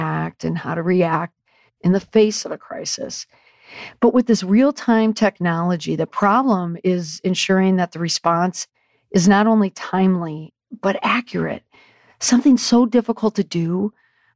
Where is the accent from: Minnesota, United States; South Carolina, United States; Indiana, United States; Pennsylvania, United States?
Minnesota, United States; St. Paul suburbs, Twin Cities; moved away; the Twin Cities, that's where I'm from. I grew up in the St. Paul suburbs